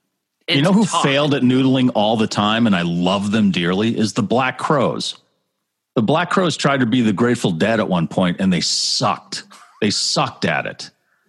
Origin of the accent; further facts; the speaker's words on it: Massachusetts, United States; Plus, we're from Massachusetts, which is so we're massholes.